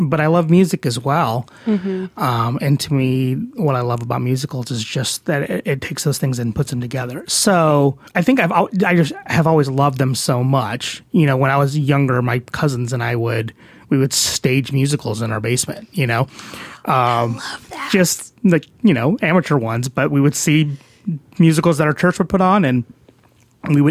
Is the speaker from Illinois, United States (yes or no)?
yes; Chicago, Illinois, United States; moved away as an adult; now in Dallas, United States; I grew up in Chicago. I was born and raised there